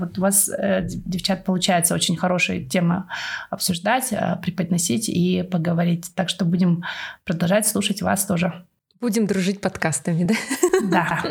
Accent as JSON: {"language": "Russian", "country": "Kazakhstan", "moved": "yes", "lives_now": "United Kingdom", "said": "у нас было село такое, оно в основном переселенцы из Украины. И я была одна казашка в классе."}